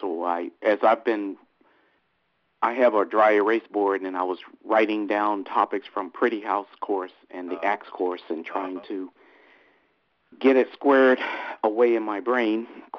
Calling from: Virginia, United States; I'm in Northern Virginia outside of D.C.

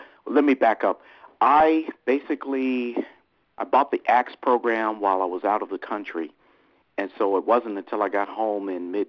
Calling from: Virginia, United States; I'm in Northern Virginia outside of D.C.

